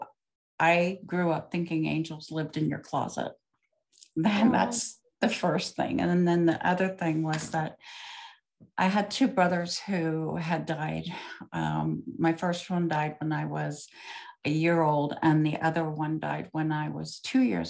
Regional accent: Ohio, United States; also born or lived in Circleville, Ohio; I was born in Ohio

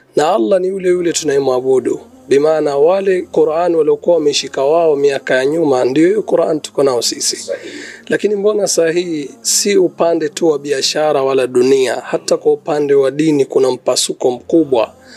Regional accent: Mombasa, Mombasa County, Kenya; natoka Kenya, mji ambao kwamba unatambulika kama Mombasa

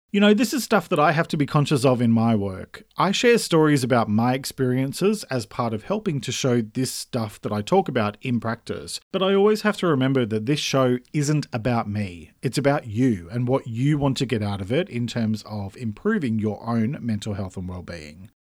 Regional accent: Australia; I'm an Australian writer

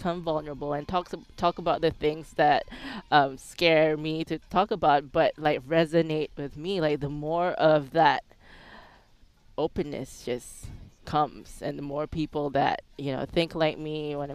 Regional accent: Singapore; moved away as an adult; also born or lived in Phuket, Thailand; now in United States; I was born in Singapore, raised in Singapore

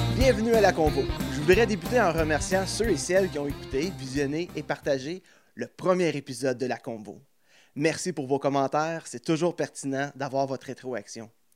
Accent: Plantagenet, Ontario, Canada; je viens de l'Est à Plantagenet

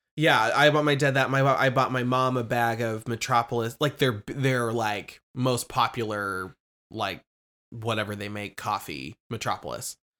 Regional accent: Lincoln, Nebraska, United States; I'm from Lincoln, Nebraska

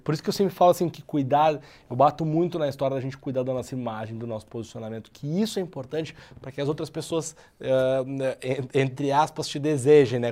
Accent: Porto Alegre, Rio Grande do Sul, Brazil; moved away as an adult; now in São Paulo, Brazil; até pelo meu sotaque dá para ver que eu não sou de São Paulo, né? Eu sou de Porto Alegre, mas eu moro em São Paulo já há dois anos.

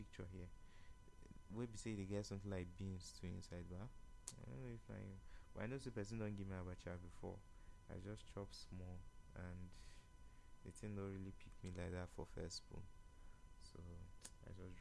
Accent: Nigeria; I'm a Nigerian now

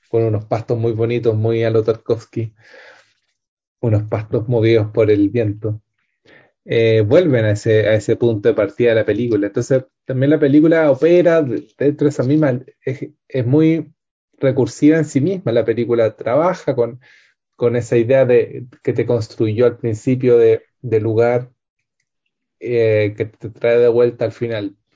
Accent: Temuco, Araucanía, Chile; la casa que yo vivía cuando chico en Temuco, la compraron un supermercado y hicieron un estacionamiento

